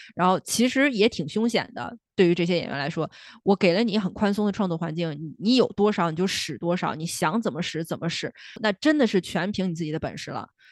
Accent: northern China, China; 我是北方，我不是北京人，但是我是北方人

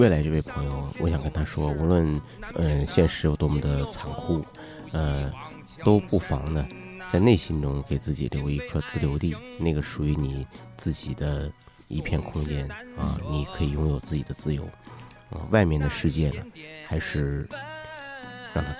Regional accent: Chaoyang, Beijing, China; 因为我也来自朝阳区，那么非常感谢朝阳群众对我的帮助。

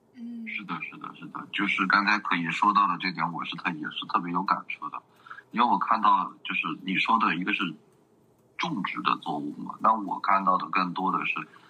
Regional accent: Xishuangbanna, Yunnan, China; 我在这边儿就是出生，然后成长到现在几十年的时间了

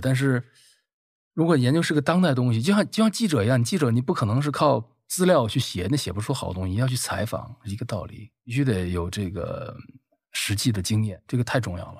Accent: Beijing, China; 我跟有在都是北京长大的小孩儿

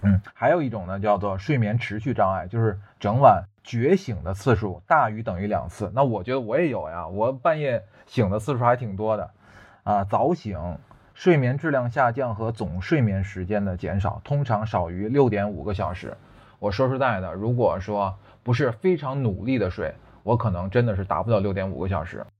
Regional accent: China; 我们中国人啊，国人平均的睡眠时间呢，现在是七点零六个小时

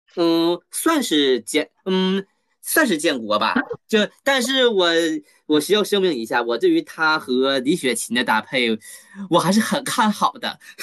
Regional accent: Northeast China, China; 包括说他本身也是属于咱们东北人，他也是辽宁人

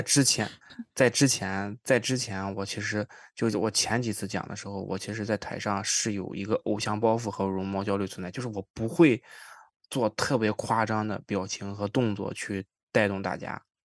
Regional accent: Qingdao, Shandong, China; now in Toronto, Canada; 我老家山东青岛嘛

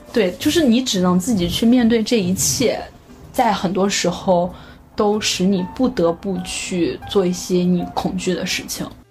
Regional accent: northern China, China; moved away; 作为一个北方人，我就是非常喜欢吃面

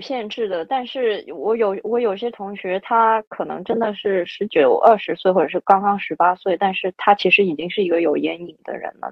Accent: China; moved away as an adult; also born or lived in France / Singapore; 我也是唯一一个中国人

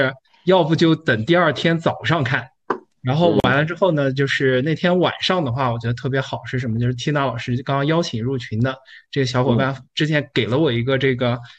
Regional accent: Kunming, Yunnan, China; 我是来自昆明

